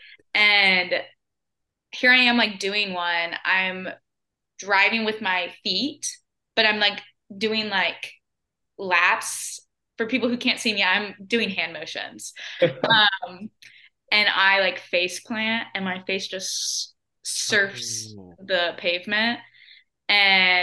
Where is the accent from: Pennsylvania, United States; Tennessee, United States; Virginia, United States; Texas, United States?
Tennessee, United States; Spring Hill; moved away as an adult; also born or lived in Mississippi; now in Birmingham, United States; I'm originally from Spring Hill, Tennessee